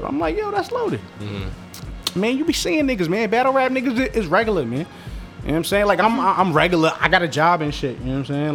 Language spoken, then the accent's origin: English; New York, United States; also born or lived in Westchester / Queens; I actually was born in Washington Heights